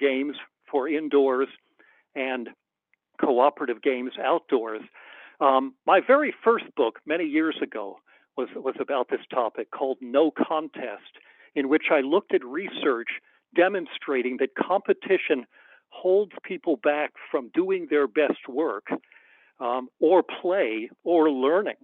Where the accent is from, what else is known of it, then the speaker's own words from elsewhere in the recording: United States; I'm an American